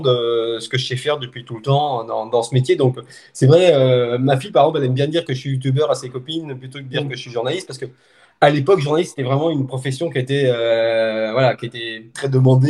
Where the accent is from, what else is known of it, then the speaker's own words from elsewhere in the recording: Haute-Savoie, Auvergne-Rhône-Alpes, France; now in Montpellier, France; je suis originaire de Haute-Savoie, mais je vis donc du côté de Montpellier